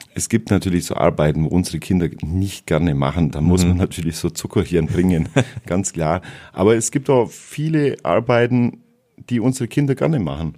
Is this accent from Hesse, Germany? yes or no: no; Wallerstein, Bavaria, Germany; Ich bin in Wallerstein geboren, äh, 1970, also doch schon etwas älter. Und äh, ja, ich bin aufgewachsen in, in der Ecke Wallerstein, dort zur Schule gegangen und dann in Nördlingen die Realschule.